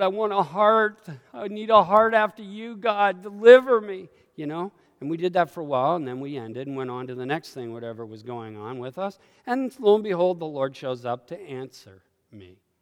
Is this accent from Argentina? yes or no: no; Canada; I carry Canadianisms, and I'm not a Canadian anymore